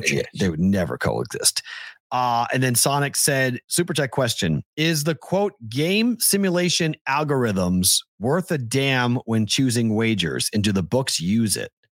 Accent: Andover, Massachusetts, United States; I'm from Andover.

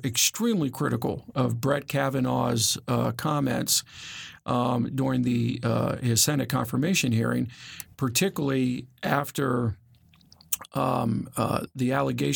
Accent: the North, United States; I'm from the North.

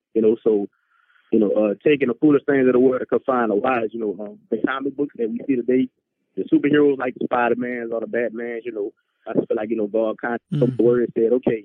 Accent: New Orleans, Louisiana, United States; New Orleans, which is my hometown

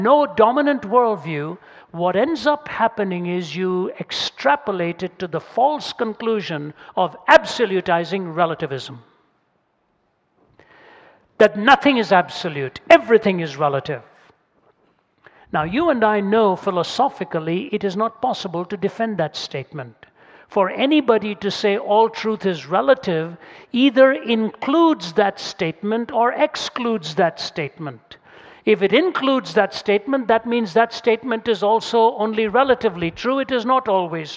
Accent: India; moved away; I come from India, speak two or three myself

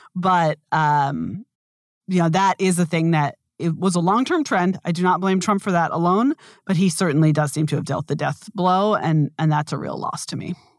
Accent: United States; I do think of myself as being very American

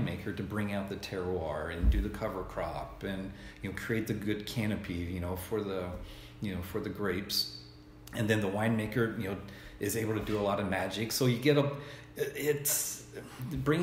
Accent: Tennessee, United States; now in Oregon, United States; Growing up in Tennessee, you know, I wasn't introduced to wine, and I really didn't even know anything about wine until I moved out to Oregon 20 years ago

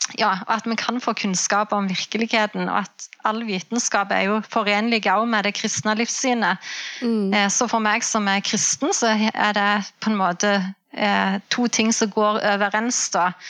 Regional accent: Jæren, Rogaland, Norway; moved away as an adult; now in Namsos, Norway; Jeg er opprinnelig fra Rogaland, fra Jæren. Eh, men vi flytta til Namsos i 2010.

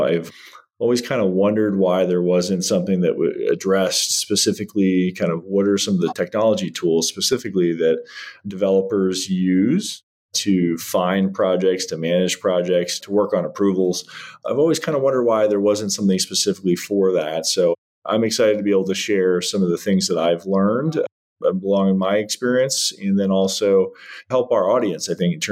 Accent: Northern Virginia, United States; I grew up in Northern Virginia

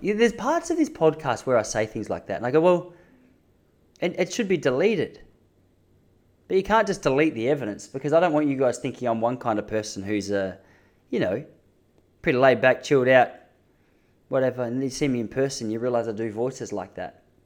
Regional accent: Melbourne, Victoria, Australia; I'm from Melbourne

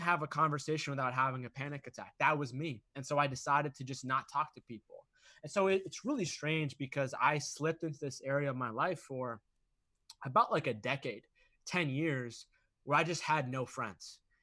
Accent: Boston, Massachusetts, United States; I grew up in Massachusetts, Boston

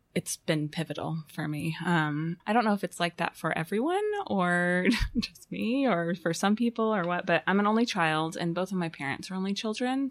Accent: Fayetteville, Arkansas, United States; moved away as an adult; also born or lived in Chicago; I was born in Fayetteville, um, and stayed here until nineteen ninety-nine

